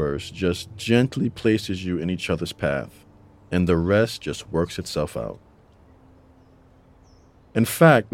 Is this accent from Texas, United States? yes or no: no; New York City, New York, United States; now in North Carolina, United States; We grew up together in the Bronx